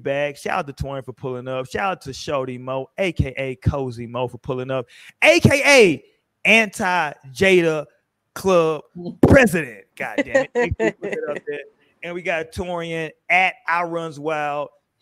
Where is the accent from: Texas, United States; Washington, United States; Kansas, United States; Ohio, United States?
Texas, United States; Houston; I grew up in Houston.